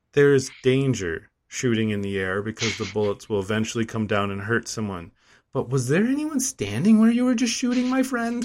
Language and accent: English; United States; I'm American